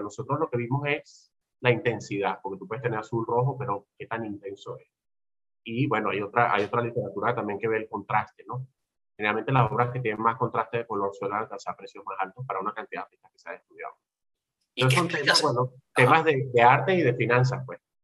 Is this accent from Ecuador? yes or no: no; Venezuela; also born or lived in United States; este es mi país, donde nací yo, me formé yo